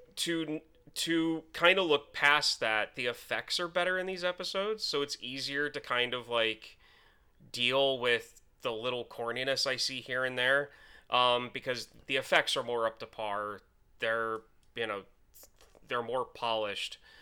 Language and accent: English; United States; as an American